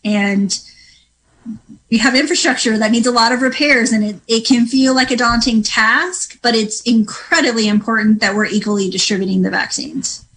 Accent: Mendocino County, California, United States; I grew up in Mendocino County.

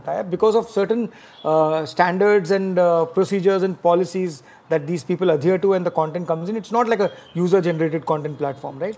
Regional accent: Mumbai, Maharashtra, India; I've been born and brought up in Bombay

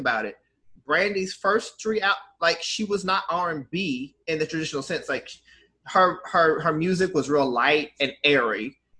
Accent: Washington, District of Columbia, United States; I grew up here mostly.

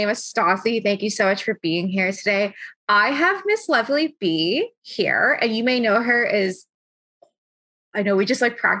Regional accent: London, Ontario, Canada; born or raised there; moved away as an adult; now in Kitchener, Canada

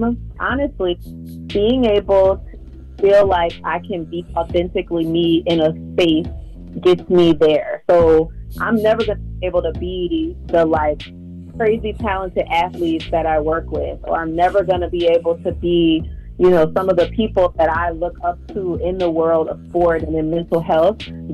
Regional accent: New Orleans, Louisiana, United States; I'm from New Orleans.

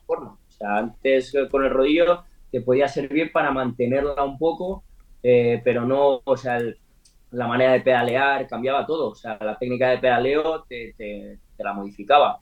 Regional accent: Spain; nosotros somos españoles

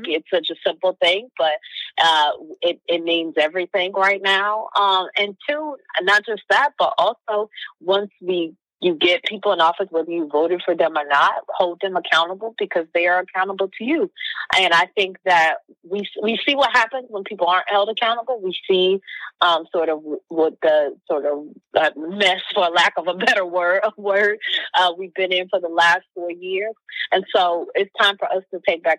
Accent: Midwest, United States; I'm a girl from the Midwest

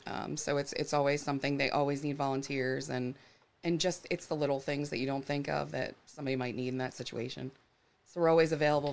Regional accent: Florida, United States; moved away; I grew up in Florida, the Gulf of Mexico

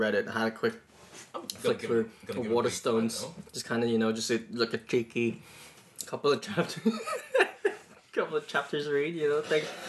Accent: Greece; No, I'm from Greece. I have no idea about these types of things.

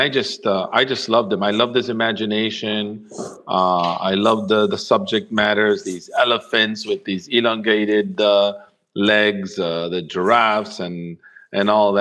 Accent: Rome, Lazio, Italy; in Rome, in the house we grew up in Rome

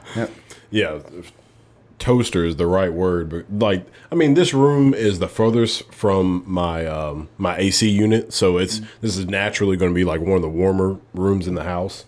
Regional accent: Alabama, United States; moved away as an adult; also born or lived in North Dakota; I'm from Alabama.

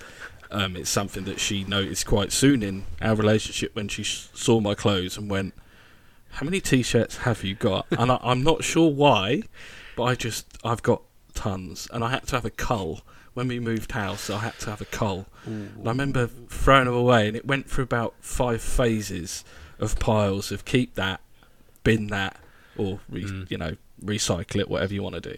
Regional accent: London, United Kingdom; accent: Cockney; also born or lived in Berkshire; I'm Cockney.

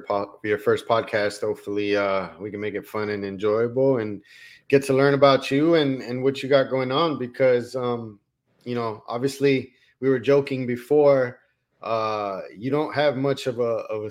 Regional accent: Colombia; moved away; I'm from South America, I'm from Colombia

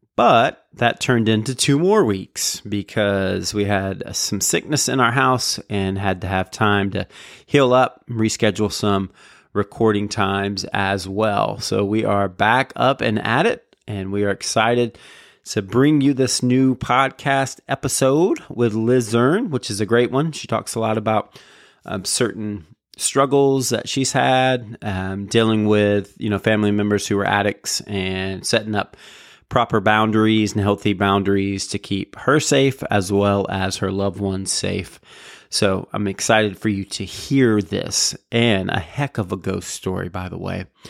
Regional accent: Jacksonville, Florida, United States; also born or lived in Raleigh, North Carolina; I'm from Jacksonville

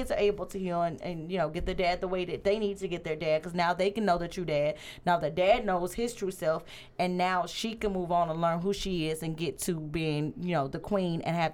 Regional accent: Louisiana, United States; And I am from Thank Louisiana.

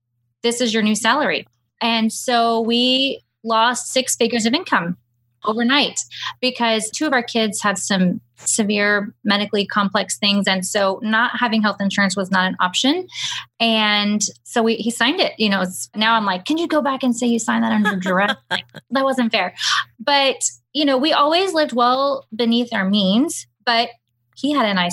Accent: Houston, Texas, United States; moved away as an adult; now in Hill Country, United States; We grew up and lived in Houston our entire lives, right outside of Houston

